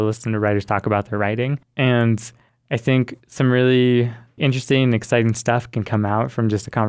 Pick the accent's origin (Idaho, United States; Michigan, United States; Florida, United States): Idaho, United States; Boise; I am from Boise, Idaho.